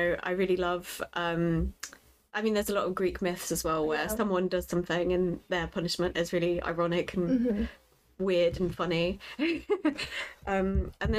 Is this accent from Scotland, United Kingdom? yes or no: no; Lincoln, East Midlands, United Kingdom; moved away as an adult; also born or lived in Poland; now in London, United Kingdom; after me and my family emigrated from Poland, we mm-hmm. We grew up in Lincoln